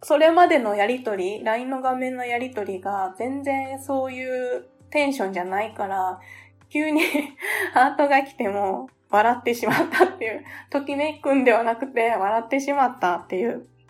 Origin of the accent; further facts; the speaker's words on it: Kyoto, Japan; 私は、えっと、出身は京都府なんですよ